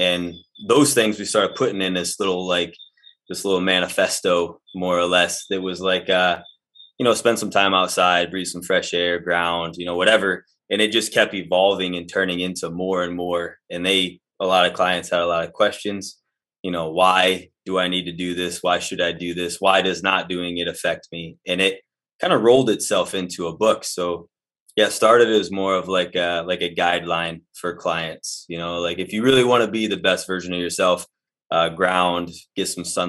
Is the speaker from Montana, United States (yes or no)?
no; Michigan, United States; No, like I said, from northern Michigan, okay. But kind of just bounced around all over the place.